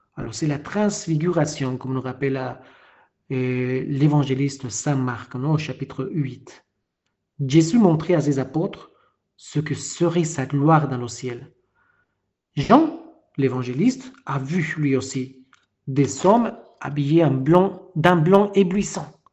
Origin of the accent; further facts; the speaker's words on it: Peru; French is a second language; now in France; Moi qui ne suis pas français, je viens d'un pays de l'Amérique latine, du Pérou